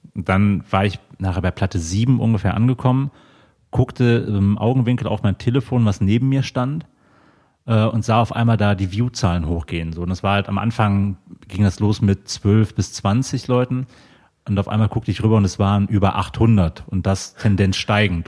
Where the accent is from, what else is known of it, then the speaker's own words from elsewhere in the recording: Mönchengladbach, North Rhine-Westphalia, Germany; moved away as an adult; now in Cologne, Germany; ich komme gebürtig aus der Ecke von Mönchengladbach.